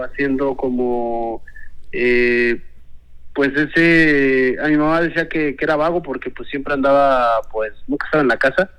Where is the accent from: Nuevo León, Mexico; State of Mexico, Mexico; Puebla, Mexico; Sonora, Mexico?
State of Mexico, Mexico; yo nací en el Estado de México, en una comunidad, del campo lo traigo